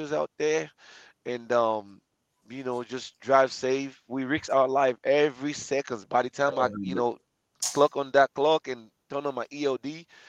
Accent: Nigeria; moved away; I'm African, I'm Nigerian

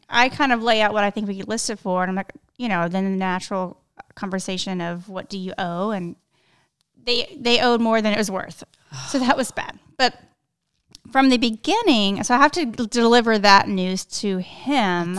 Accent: South Texas, United States; I grew up in South Texas.

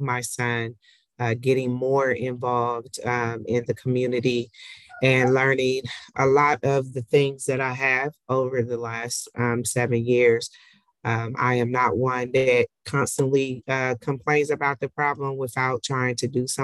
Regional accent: Columbus, Ohio, United States; I am from Columbus, Ohio

